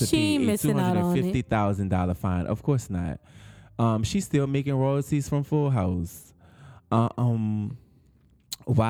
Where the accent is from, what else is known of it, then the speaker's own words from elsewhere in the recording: New Orleans, Louisiana, United States; we're from New Orleans